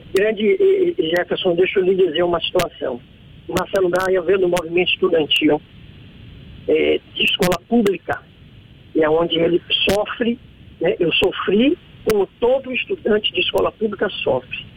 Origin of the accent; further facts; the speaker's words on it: Salvador, Bahia, Brazil; also born or lived in Brotas, Salvador; eu sou um suburbano, eu nasci em Tacaranha, é, fiquei órfão aos sete anos de idade e tive uma vida dentro de comunidade